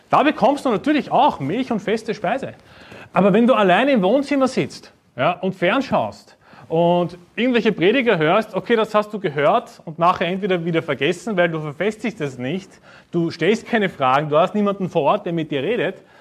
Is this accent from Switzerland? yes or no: no; Vienna, Austria; Ja, ich bin aus Wien, das Wiener Schnitzel, okay.